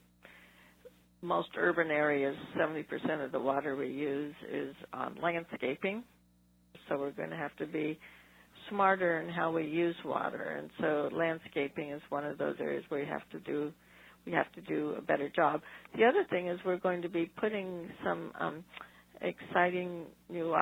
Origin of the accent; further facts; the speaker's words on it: Los Angeles, California, United States; I grew up in the San Fernando Valley